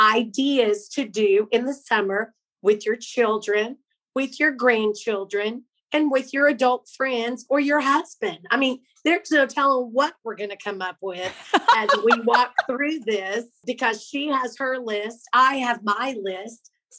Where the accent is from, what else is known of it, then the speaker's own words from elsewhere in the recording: Pawhuska, Oklahoma, United States; people we grew up with in Pawhuska